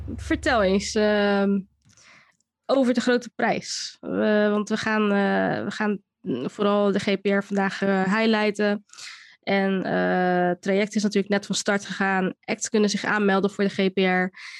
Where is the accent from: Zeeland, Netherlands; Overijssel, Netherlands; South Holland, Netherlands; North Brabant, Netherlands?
South Holland, Netherlands; Rotterdam; opgegroeid in Rotterdam, in Rotterdam-Zuid